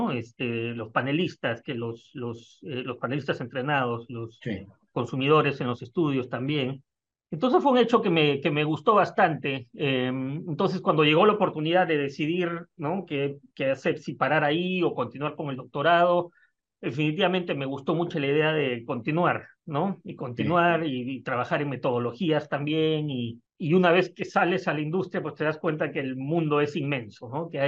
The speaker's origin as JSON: {"language": "Spanish", "country": "Peru", "moved": "as an adult", "said": "salí de Perú en el 2003, estamos hablando ya de 20 años."}